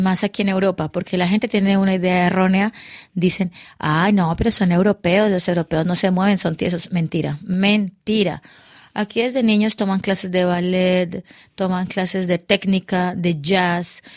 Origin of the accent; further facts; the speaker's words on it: Cali, Valle del Cauca, Colombia; moved away as an adult; now in Paris, France; yo me fui de Cali